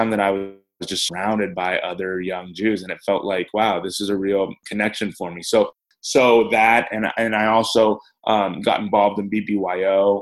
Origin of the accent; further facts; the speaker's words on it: Hayward, California, United States; I grew up in Hayward, which is just south